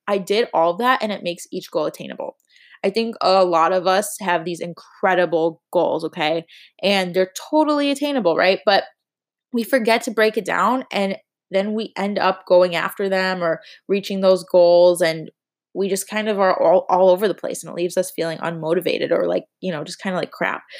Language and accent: English; Chicago, Illinois, United States; now in Miami, United States; although I live in Miami, I am from Chicago